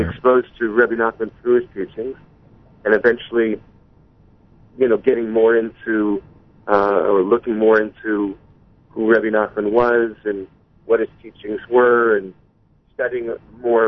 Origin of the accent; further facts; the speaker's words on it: White Plains, New York, United States; now in Yonkers, United States; we're originally born and raised in White Plains, New York